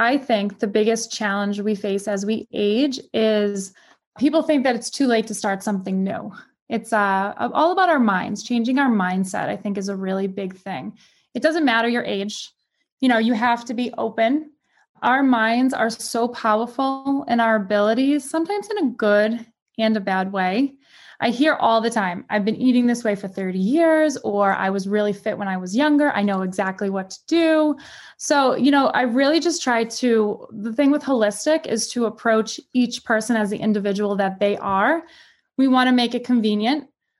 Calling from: Massachusetts, United States; I am just right outside Boston, Massachusetts.

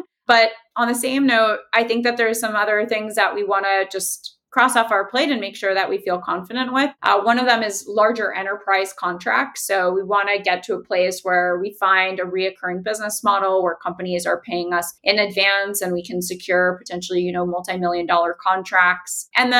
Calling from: Miami, Florida, United States; I'm calling in from Miami, Florida

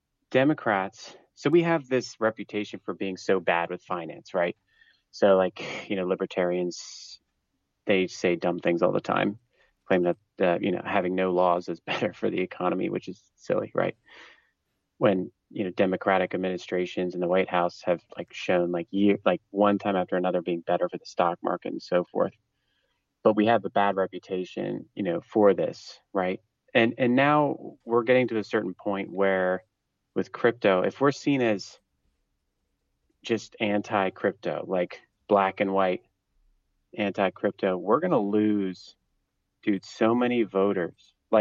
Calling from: Pennsylvania, United States; Hey, Matt … from Pennsylvania.

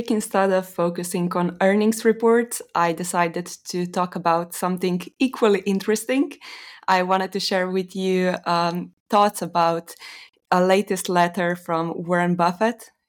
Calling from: Slovenia; Uh, Slovenia

